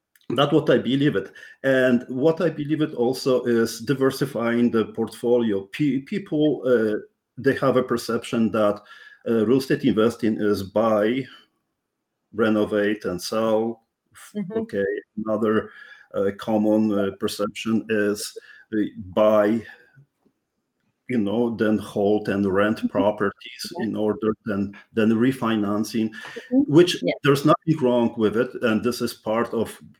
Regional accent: Poland; English is a second language; now in Canada; I'm Polish born, Canadian, first generation immigrant. So that's something which you may even realize by my strong accent

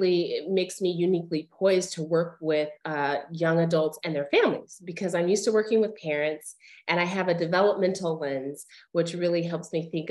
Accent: Albuquerque, New Mexico, United States; moved away as an adult; also born or lived in Colorado / Chicago, Illinois; I grew up in Albuquerque, New Mexico.

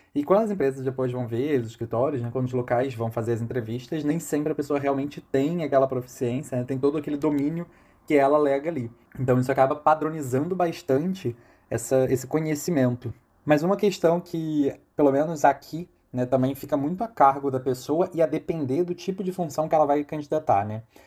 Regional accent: Brazil; first language Portuguese; now in Portugal; eu indico que é minha língua nativa, né? Mas que eu sou do Brasil

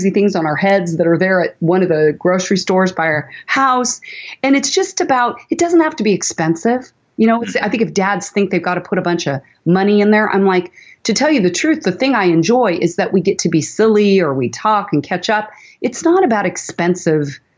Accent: Portland, Oregon, United States; also born or lived in San Francisco Bay Area, California; we moved up from the Bay Area to Portland when I was in fourth grade

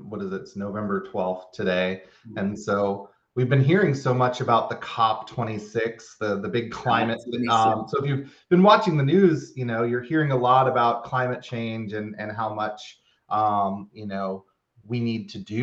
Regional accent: Florida, United States; now in Louisiana, United States; Where I grew up in Florida

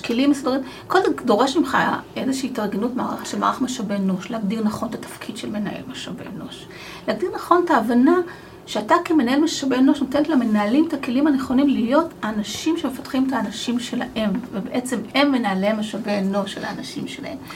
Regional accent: Arad, Southern District, Israel; moved away as an adult; now in Kfar Saba, Israel; גם אני גדלתי בפריפריה. גדלתי בערד

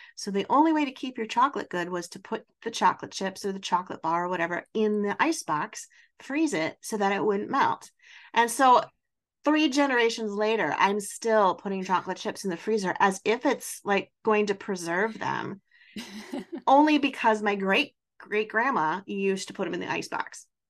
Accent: Wisconsin, United States; I'm also from Wisconsin

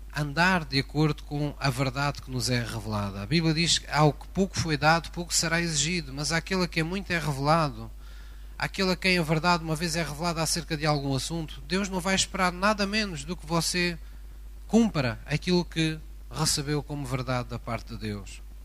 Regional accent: Algarve, Portugal; Esta é uma expressão que se utiliza muito na minha terra, no Algarve

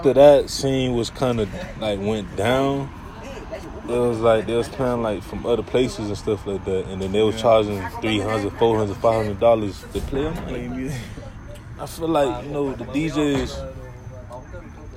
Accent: Miami, Florida, United States; I'm from Miami. I'm from, you know what I'm saying, I'm from Florida.

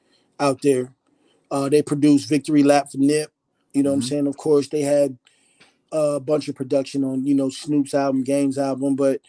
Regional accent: Philadelphia, Pennsylvania, United States; born there; moved away; I was born in Philly. I ended up moving to the West. Of course, I would go back home to see my grandparents and aunts and things like that.

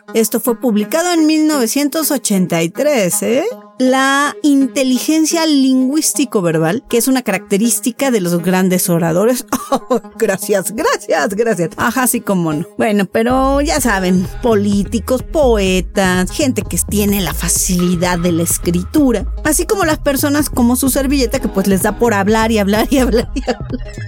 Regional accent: Mexico; así somos los latinos y en especial en México

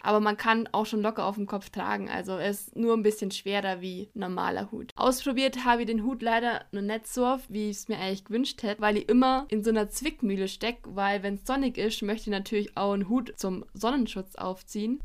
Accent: Allgäu, Bavaria, Germany; als gebürtige Allgäuerin liebe ich es

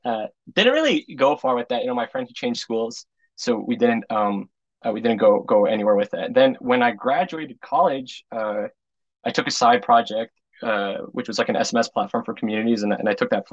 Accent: West Orange, New Jersey, United States; I'm from West Orange, New Jersey originally. I went to Kushner for lower, middle, and high school.

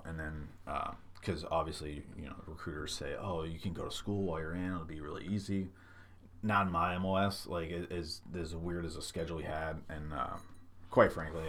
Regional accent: Midwest, United States; now in San Diego, United States; growing up in the Midwest, like every news station would have their own their take on what kind of weather service they provided

